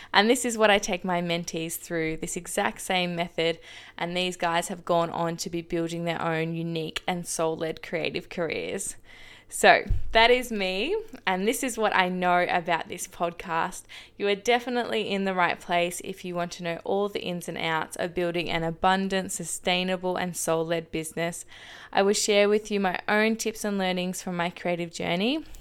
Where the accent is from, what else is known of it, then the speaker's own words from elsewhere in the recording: Shepparton, Victoria, Australia; now in Geelong, Australia; I was born and raised in Shepparton, Victoria, and I now call the seaside town of Geelong home